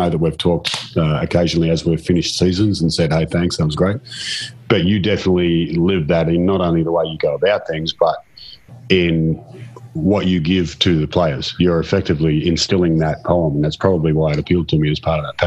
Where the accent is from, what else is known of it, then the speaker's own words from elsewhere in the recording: Australia; I'm from Australia